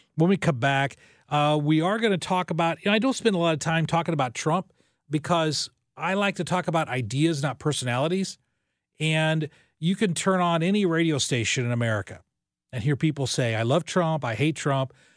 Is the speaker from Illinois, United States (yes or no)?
yes; Southern Illinois, United States; moved away; my hometown radio station was five thousand watts